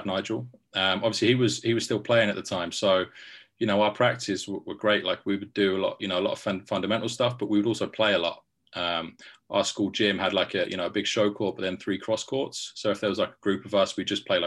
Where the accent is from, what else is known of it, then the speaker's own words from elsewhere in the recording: Milton Keynes, South East England, United Kingdom; Yeah, so I'm from Milton Keynes originally